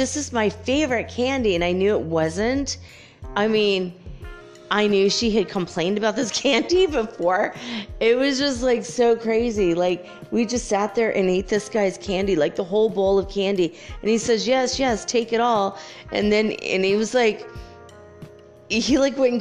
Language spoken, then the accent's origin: English; Minnesota, United States; also born or lived in California; now in Detroit, United States; I grew up in California and then, you know, Minnesota